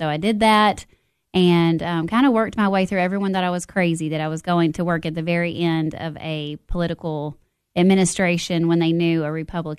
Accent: Monterey, Tennessee, United States; also born or lived in Nashville; So I was born and raised in Monterey. Went all through school. Graduated from Monterey High School.

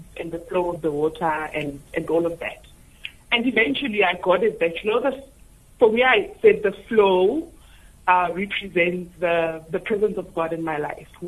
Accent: Tembisa, Gauteng, South Africa; I was born and raised in Tembisa, which is a township and which is very busy

